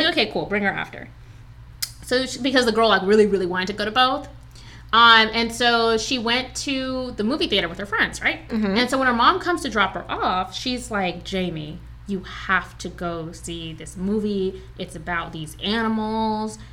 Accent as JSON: {"language": "English", "town": "Alexandria", "region": "Virginia", "country": "United States", "tie": "born or raised there", "said": "I grew up in Alexandria, Virginia."}